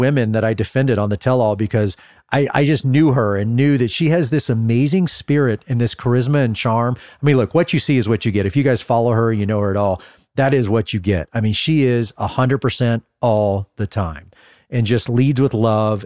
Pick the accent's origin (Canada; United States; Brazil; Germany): United States